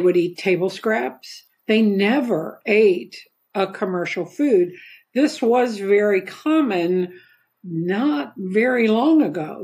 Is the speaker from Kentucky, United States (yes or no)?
yes; Kentucky, United States; moved away; I'm from Kentucky originally